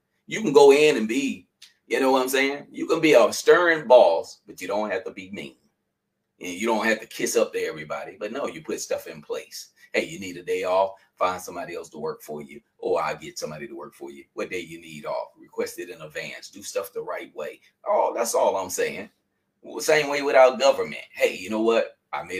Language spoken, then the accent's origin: English; North Carolina, United States; now in Philadelphia, United States; when I first came to Philadelphia, I really didn't like Philadelphia. Because people, I came from North Carolina, and people speak to people.